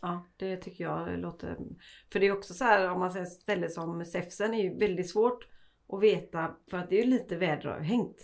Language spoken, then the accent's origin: Swedish; Sweden; vi svenskar